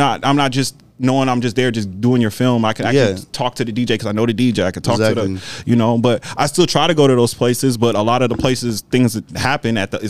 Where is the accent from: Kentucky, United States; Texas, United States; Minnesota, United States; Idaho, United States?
Minnesota, United States; now in Arizona, United States; I'm from Minnesota where I'm not used to all this weird act.